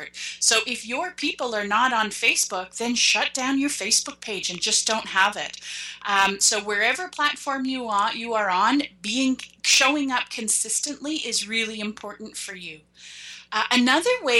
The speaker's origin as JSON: {"language": "English", "country": "Canada", "said": "I'm Canadian"}